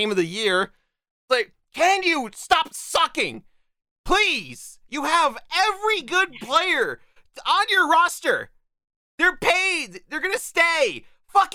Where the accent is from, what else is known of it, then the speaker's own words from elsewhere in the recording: United States; I'm American